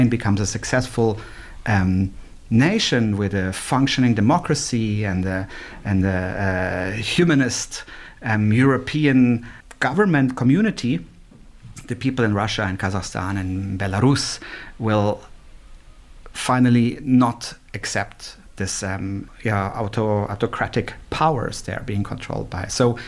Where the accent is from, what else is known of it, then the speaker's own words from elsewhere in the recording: Switzerland; also born or lived in Germany; It was so strange for me growing up in Switzerland and Germany.